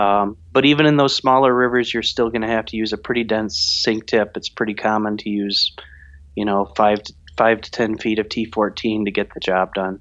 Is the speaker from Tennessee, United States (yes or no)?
no; Grandville, Michigan, United States; I grew up in West Michigan, a little town called Granville